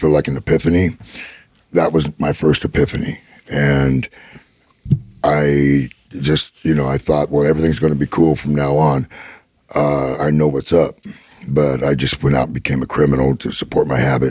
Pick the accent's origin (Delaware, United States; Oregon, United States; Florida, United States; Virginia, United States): Oregon, United States; Gresham; I grew up in Gresham, Oregon, which is 12 miles outside of Portland